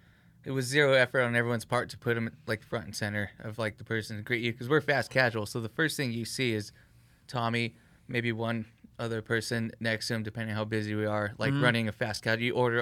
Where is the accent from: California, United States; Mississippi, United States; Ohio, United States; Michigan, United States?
California, United States; Whittier; I grew up in the Whittier area, like pretty close to it, but played ball on Pico, had friends on one side of town, and then went to high school on another side of town